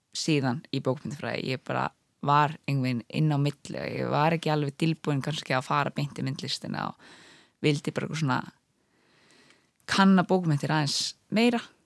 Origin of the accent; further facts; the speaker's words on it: Ísafjörður, Westfjords, Iceland; now in Reykjavík, Iceland; ég kallaði mig sjálf um stundum Ísfyrring að ég sé þaðan